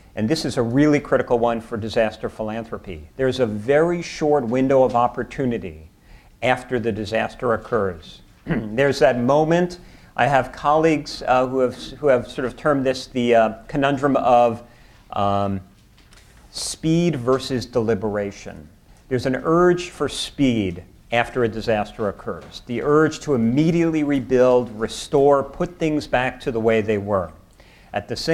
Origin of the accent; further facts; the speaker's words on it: New York City, New York, United States; I'm from New York